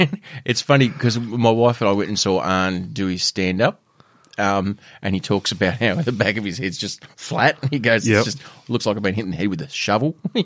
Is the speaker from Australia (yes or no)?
yes; Penguin, Tasmania, Australia; Yeah, not quite the struggle that we had growing up in Penguin.